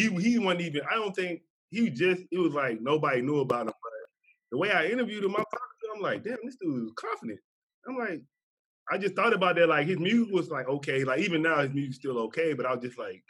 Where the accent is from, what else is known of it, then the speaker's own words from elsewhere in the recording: Mississippi, United States; moved away as an adult; also born or lived in California; I was born in Mississippi. So I know one of the best things that happened to me was me going to the Marine Corps living in California.